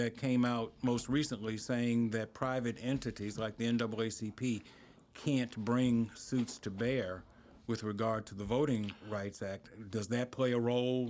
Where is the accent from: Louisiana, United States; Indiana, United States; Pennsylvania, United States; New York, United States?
Louisiana, United States; Baton Rouge; I'm not from Shreveport. I'm from Baton Rouge, born and raised.